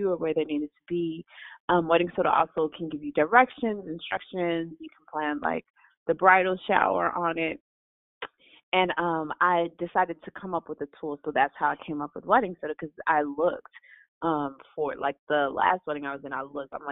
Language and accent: English; Chicago, Illinois, United States; I'm from Chicago